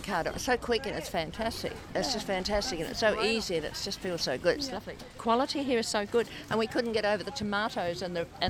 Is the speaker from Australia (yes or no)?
yes; South Australia, Australia; I'm from South Australia.